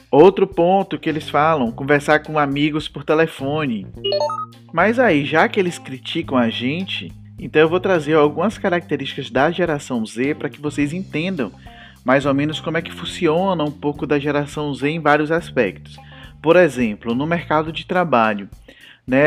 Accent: Feira de Santana, Bahia, Brazil; eu sou do sertão, eu sou de Feira de Santana, uma cidade sertaneja

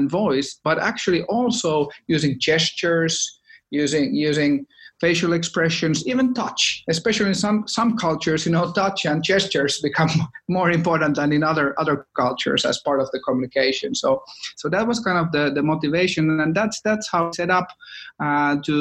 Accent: Finland; moved away; We are from Finland originally, so of course all Finns needed to do their mandatory Nokia stint

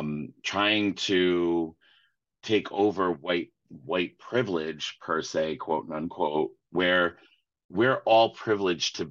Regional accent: Providence, Rhode Island, United States; also born or lived in Florida; I grew up in Rhode Island and I grew up in northeastern part of the country

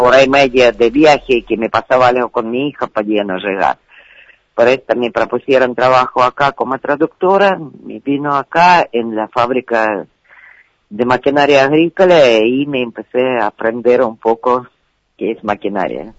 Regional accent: Donetsk, Donetsk Oblast, Ukraine; Spanish is a second language; moved away as an adult; now in Argentina; Yo nací en Ciudad Donetsk, que es parte de Ucrania

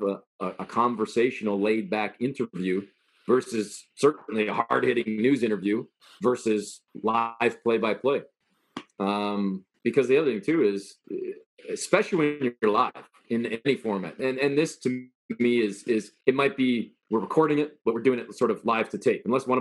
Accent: Canada; I was born and raised in Canada

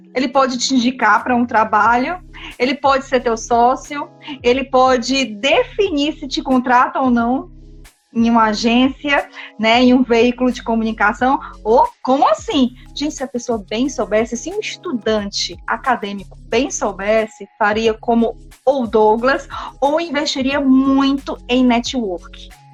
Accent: Brazil; como bons brasileiros, né, que nós somos

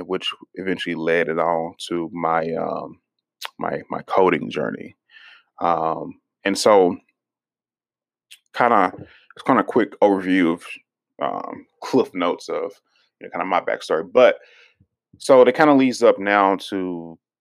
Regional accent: Houston, Texas, United States; growing up in Houston and stuff, we lived in, you know, undereducated areas

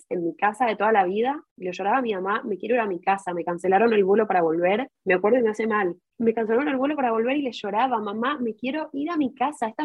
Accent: Chile; born there; todos asumen que hablo también hebreo porque mis papás son israelíes, pero en realidad nací en Chile y a veces yo me olvido que nací en Chile.

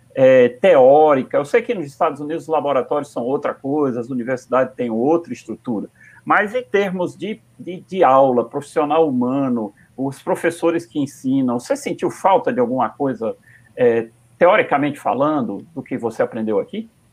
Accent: Northeast Region, Brazil; A gente a está aqui em Natal, e, e, muitas vezes a gente se sente menor, menor ainda, porque estamos tá no Nordeste, somos nordestinos

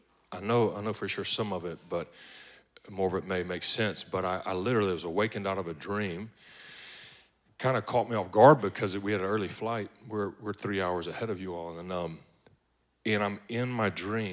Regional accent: Baton Rouge, Louisiana, United States; moved away as an adult; now in Atlanta, United States; I'm originally from Baton Rouge, Louisiana, like way down at the bottom. They put crawfish in your baby bottles down there.

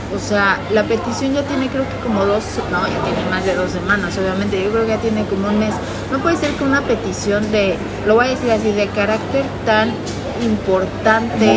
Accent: Mexico; Soy mexicana

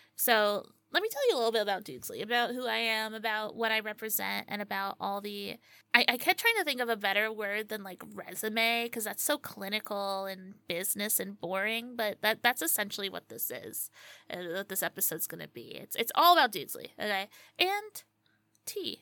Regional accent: Pocono Mountains, Pennsylvania, United States; am from the Pocono Mountains of Pennsylvania. Yeah, it, this is where I was born and raised

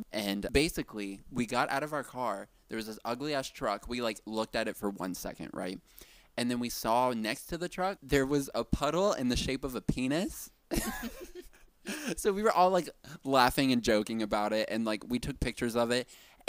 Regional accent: Brooklyn, New York, United States; I'm from Brooklyn.

